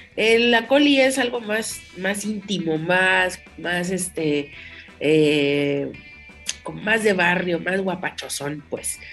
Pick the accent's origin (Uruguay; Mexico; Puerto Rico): Mexico; nosotros como mexicanos